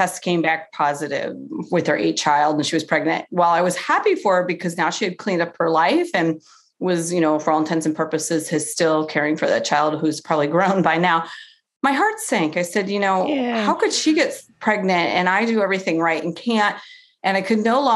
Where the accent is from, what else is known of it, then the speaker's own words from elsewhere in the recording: Cleveland, Ohio, United States; I'm from Cleveland